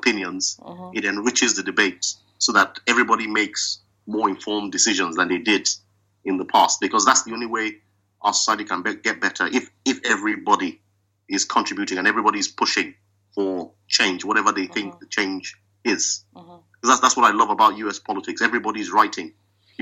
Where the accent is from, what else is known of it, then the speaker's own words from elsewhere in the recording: Edo, Nigeria; I'm from Edo State